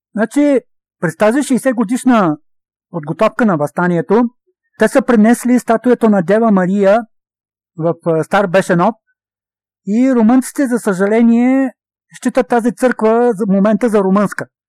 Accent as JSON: {"language": "Bulgarian", "country": "Bulgaria", "said": "Държа си на православните традиции, държа си на това, което е моята същност като българин, православен българин"}